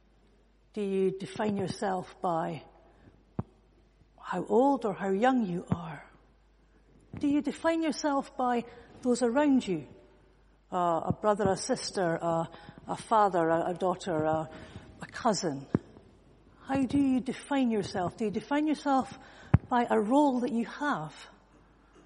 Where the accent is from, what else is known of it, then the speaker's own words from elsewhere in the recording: Edinburgh, Scotland, United Kingdom; I come from Edinburgh